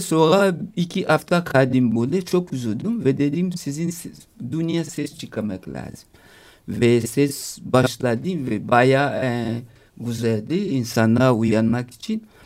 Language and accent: Turkish; DR Congo; Turkish is a second language; also born or lived in Italy / Paris, France; now in Istanbul, Turkey; anneannem yanına gittim Kongo'ya. E, Kongo'ya köy büyüdüm ben